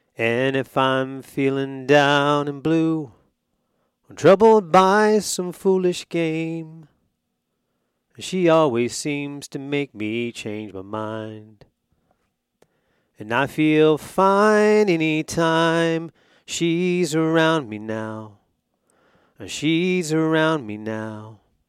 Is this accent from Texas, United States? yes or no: yes; Texas, United States; born there; also born or lived in Georgia / Alabama / North Carolina; I was born in Texas, lived in really Georgia and Alabama, North Carolina most of my life.